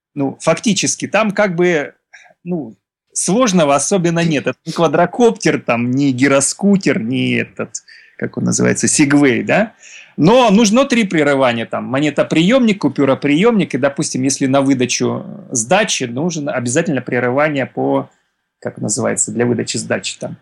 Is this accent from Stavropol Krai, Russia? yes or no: yes; Stavropol Krai, Russia; я из Ставропольского края